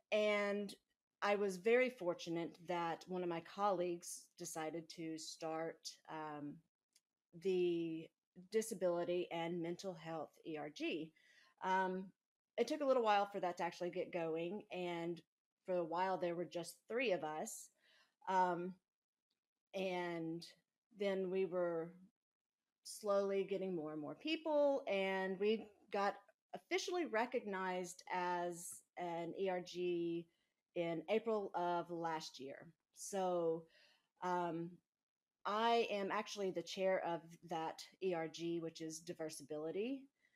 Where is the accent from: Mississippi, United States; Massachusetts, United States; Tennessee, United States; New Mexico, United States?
Mississippi, United States; growing up in Mississippi